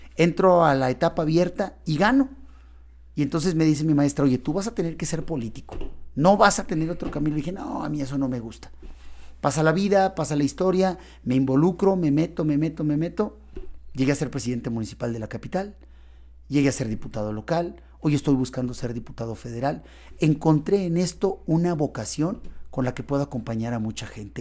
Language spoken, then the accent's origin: Spanish; Río Grande, Zacatecas, Mexico; Yo soy originario de Río Grande.